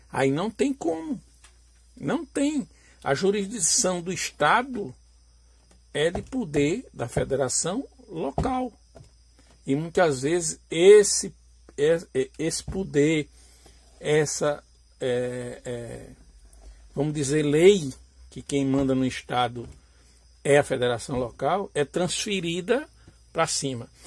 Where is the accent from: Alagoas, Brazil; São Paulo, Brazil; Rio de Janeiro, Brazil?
Alagoas, Brazil; eu, eu sou natural da região nordeste, sou alagoano